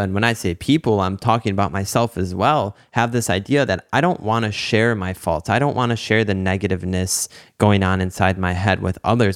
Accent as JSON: {"language": "English", "town": "Detroit", "region": "Michigan", "country": "United States", "tie": "born or raised there", "said": "growing up in the Metro Detroit area"}